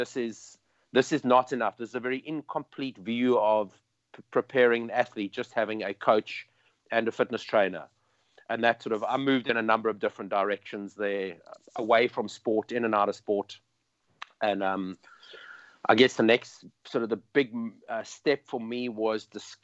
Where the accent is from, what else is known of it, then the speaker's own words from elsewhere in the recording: Cape Town, Western Cape, South Africa; I'm from South Africa and Cape Town